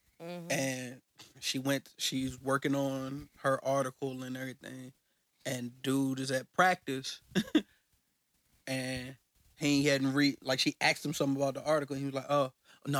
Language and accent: English; Richmond, Virginia, United States; I'm from Richmond, so shout out to everybody in Capital City.